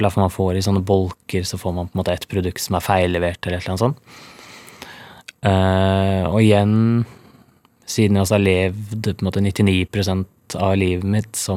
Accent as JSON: {"language": "Norwegian", "country": "Norway", "tie": "born or raised there", "said": "Og på Rolløkka, der jeg kommer fra, det er jo et av de dyreste strøkene i Norge"}